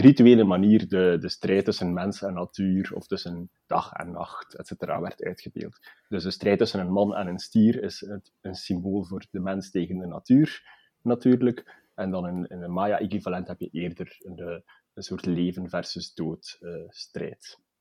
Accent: Belgium; wij als, als Belgen

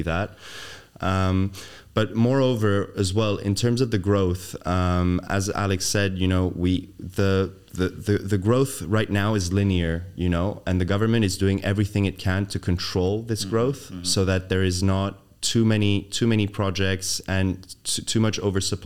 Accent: Dubai, United Arab Emirates; moved away; growing up in Dubai, coming back to Dubai was very easy.

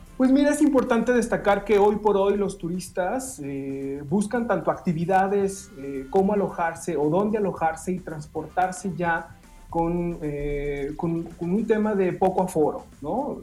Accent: Mexico; como mexicanos

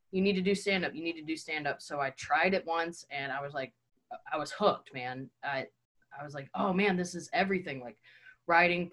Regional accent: Tennessee, United States; moved away as an adult; now in Chicago, United States; I'm from Tennessee, and I went to college for acting.

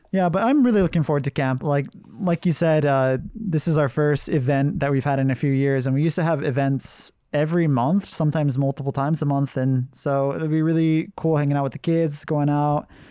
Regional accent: Hawaii, United States; now in Japan; I'm from Hawaii.

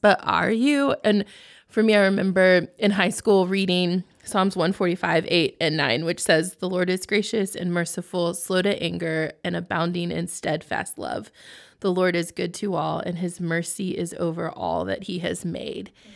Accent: Texas, United States; moved away as an adult; also born or lived in Oklahoma; now in Lancaster, United States; I'm born and raised in Texas, so I still call it home

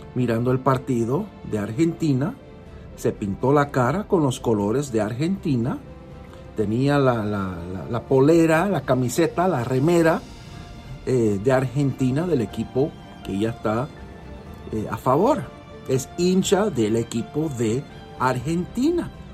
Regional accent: United States; yo nací en este país de Estados Unidos. Yo soy norteamericano de nacimiento. Mis padres son cubanos.

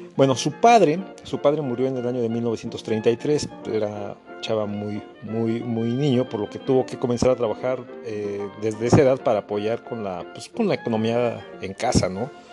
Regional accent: Mexico; todos los mexicanos nos identificamos

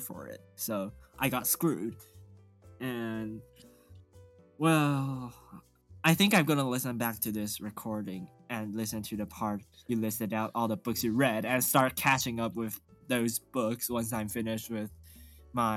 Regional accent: Taiwan; born or raised there; English is a second language

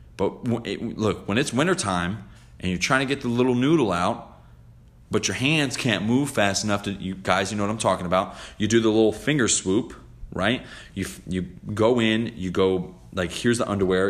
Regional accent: New Jersey, United States; I'm from Jersey

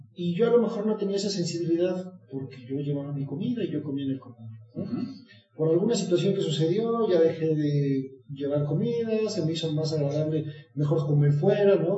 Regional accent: Mexico; como mexicanos

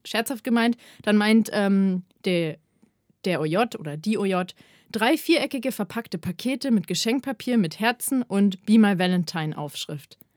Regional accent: Ingolstadt, Bavaria, Germany; moved away; ich bin in meine Heimatstadt gegangen, in den Jodel. Äh, und zwar nach Ingolstadt

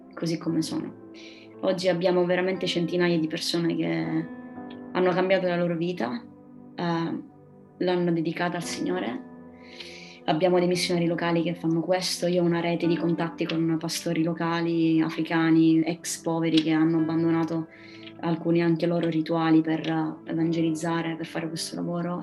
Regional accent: Pedara, Sicily, Italy; moved away as an adult; also born or lived in Milan / Rome / England; now in Catania, Italy; vi parlo da, dalla Sicilia, eh, più precisamente da Pedara, uno dei paesini più alti dell'Etna. Ehm, sono tornata

